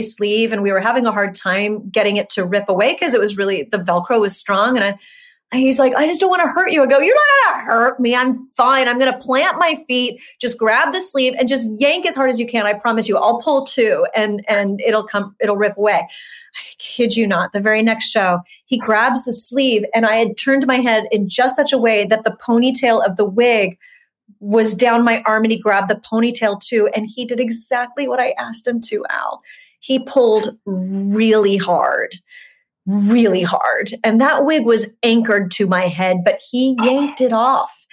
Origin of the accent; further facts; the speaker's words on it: Huntington Beach, California, United States; moved away; also born or lived in New York City; I'm from Huntington Beach